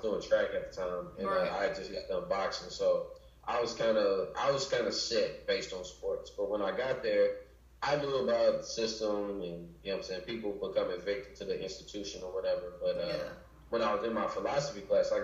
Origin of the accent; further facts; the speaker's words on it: Chicago, Illinois, United States; moved away; also born or lived in Florida; I'm from Chicago